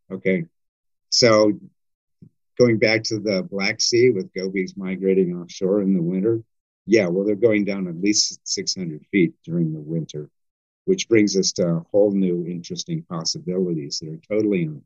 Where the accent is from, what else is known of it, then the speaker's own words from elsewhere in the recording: Wisconsin, United States; like I'm from Wisconsin.